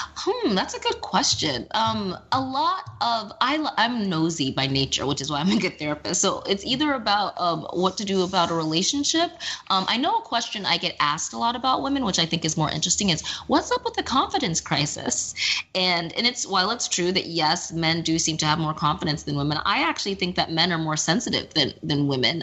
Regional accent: Texas, United States; now in New York, United States; I'm from Texas

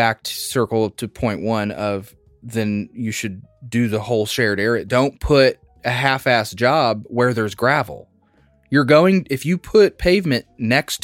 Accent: Indiana, United States; moved away; I'm from Indiana

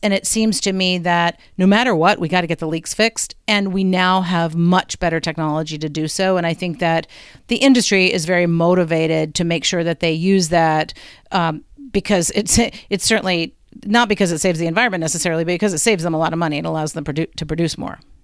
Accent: Lynchburg, Virginia, United States; Lynchburg, that, my hometown.

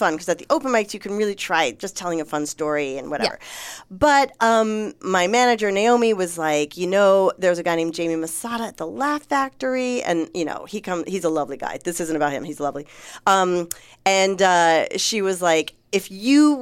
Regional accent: New York, United States; I'm from New York

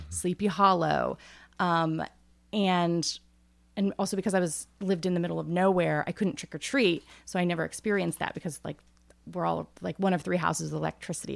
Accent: Northeast Ohio, United States; moved away as an adult; I grew up in Amish country, so we were not Amish, but that's where we, and I grew up on a farm

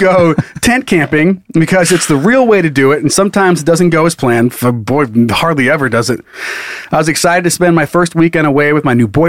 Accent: Midwest, United States; I'm from the Midwest, and we take float trips and camping trips very seriously.

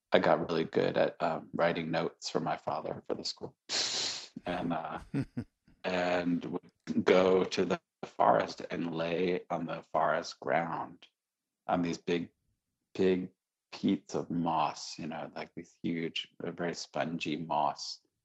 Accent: Syracuse, New York, United States; I grew up in Syracuse, New York

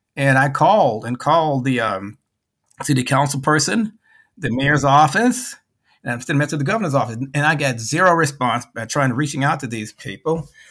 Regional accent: Memphis, Tennessee, United States; moved away as an adult; also born or lived in Chicago / Clearwater, Florida; I went back to Memphis, my hometown

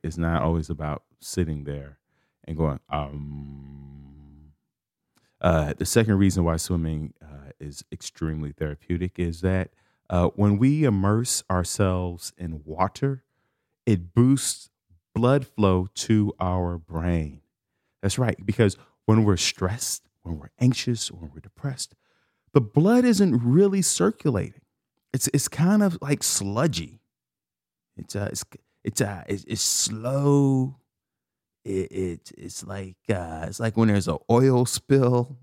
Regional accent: Chicago, Illinois, United States; I'm from Chicago. I grew up a l, a block from the lake, from Lake Michigan

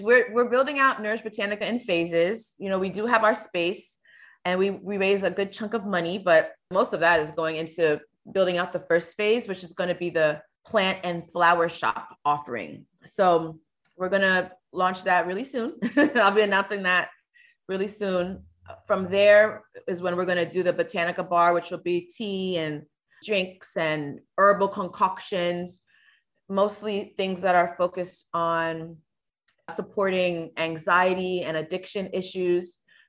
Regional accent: Florida, United States; also born or lived in Virgin Islands; I'm from the Virgin Islands by way of Stanley Terrace projects in South Florida.

